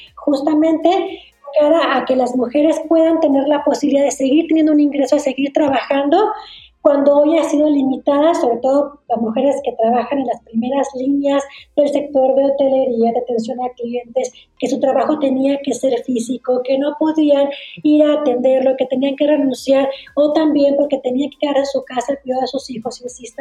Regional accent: Torreón, Coahuila, Mexico; yo soy de Torreón, Coahuila, y ahí donde fue donde abrí mi primera oficina

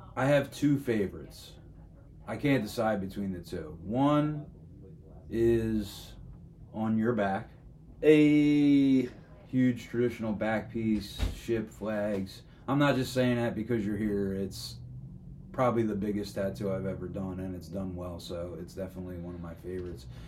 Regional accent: Philadelphia, Pennsylvania, United States; being born and raised in South Philly

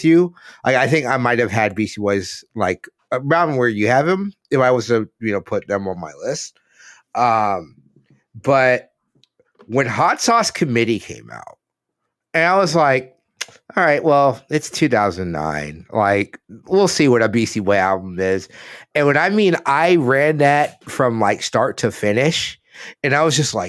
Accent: Gulf Coast, United States; growing up in the Gulf, like being in high school in the Gulf Coast around this time

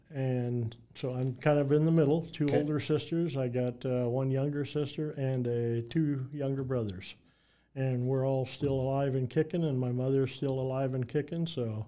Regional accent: Marshalltown, Iowa, United States; Yeah, so I grew up in Marshalltown, obviously, and I still live there now, but I grew up there.

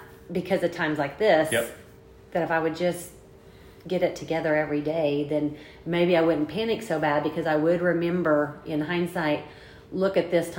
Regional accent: Oklahoma, United States; We're from Oklahoma.

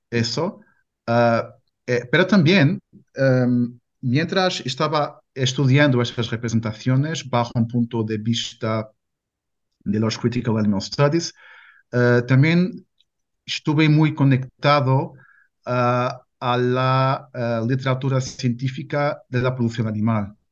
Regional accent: Portugal; Spanish is a second language; also born or lived in Porto; soy eh, portugués, vivo en Porto

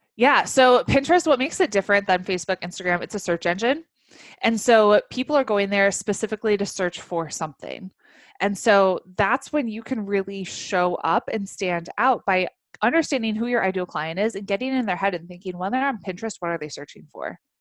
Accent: Chicago, Illinois, United States; moved away as an adult; also born or lived in Africa; I grew up in the Chicagoland area, moved to Africa when uh, I was in college

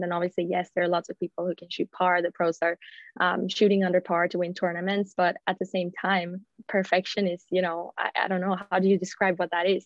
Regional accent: Gothenburg, Västra Götaland, Sweden; English is a second language; moved away as an adult; also born or lived in United States; I'm yeah. Swedish. I'm from Gothenburg from the beginning

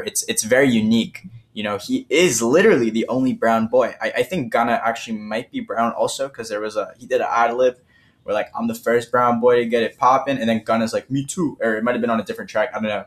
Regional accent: Toronto, Ontario, Canada; I'm from Toronto

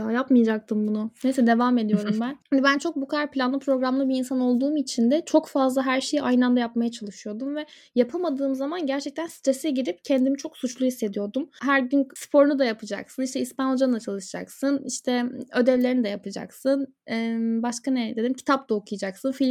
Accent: Antalya, Turkey; now in İzmir, Turkey; Bu arada ben Antalyalıyım.

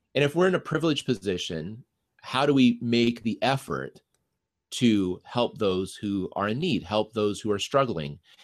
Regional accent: Denver, Colorado, United States; first language English; moved away as an adult; now in Minnesota, United States; I grew up in Denver

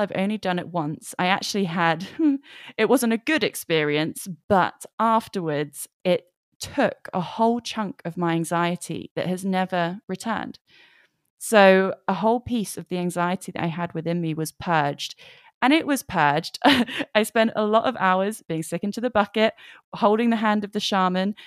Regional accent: England, United Kingdom; I am from England. I'm in England right now

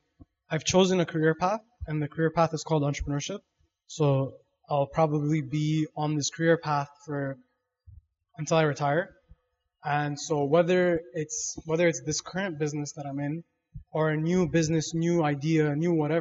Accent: Toronto, Ontario, Canada; I was born in West End, Toronto West End, Kipling area. And then I moved shortly after

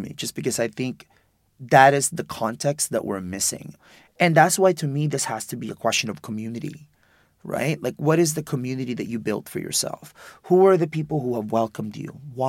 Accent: Philippines; I'm undocumented, I'm gay, I'm Filipino.

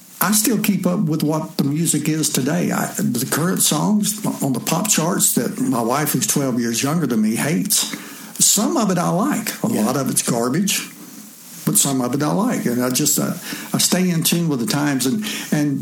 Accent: Atlanta, Georgia, United States; accent: southern; also born or lived in Honolulu; I wanted to come home to Atlanta. And so I got a job with Home Depot. Well, they loved my southern accent over there

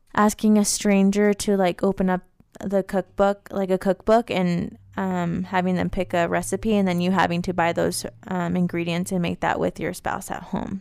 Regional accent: Las Vegas, Nevada, United States; moved away; I'm from Vegas

